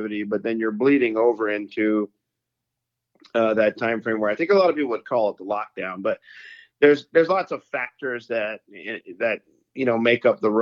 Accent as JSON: {"language": "English", "region": "Louisiana", "country": "United States", "tie": "born or raised there", "moved": "as an adult", "lives_now": "Iowa, United States", "said": "I live in Iowa now since 2009. I'm originally from Louisiana. I grew up there"}